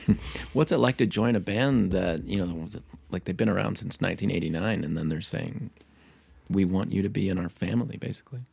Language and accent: English; Pittsburgh, Pennsylvania, United States; I grew up in Pittsburgh